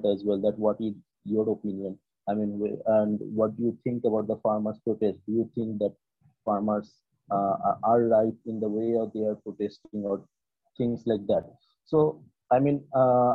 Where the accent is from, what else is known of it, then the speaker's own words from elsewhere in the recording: West Bengal, India; I'm from West Bengal